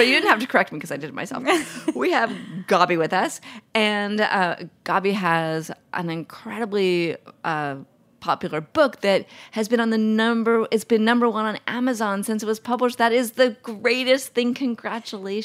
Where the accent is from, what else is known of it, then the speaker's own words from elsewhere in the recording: New York City, New York, United States; I grew up in New York City